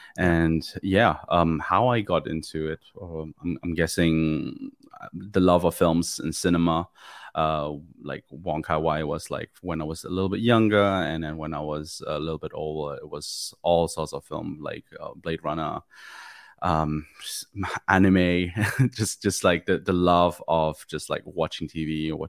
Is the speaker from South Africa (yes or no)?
no; Germany; English is a second language; also born or lived in Manchester, United Kingdom; now in Ireland; I'm originally from Germany. I was born and raised there, then lived for like 10 years in the UK, in a place called Manchester